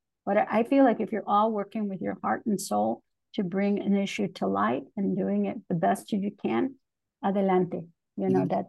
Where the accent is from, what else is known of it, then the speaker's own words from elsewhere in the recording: Chicago, Illinois, United States; now in Texas, United States; I think that's one of the things that I learned growing up in Chicago, Tony. You know, we had to collaborate to have power. The brown community with the black community. And when I moved to Texas, there weren't those brown-black coalitions.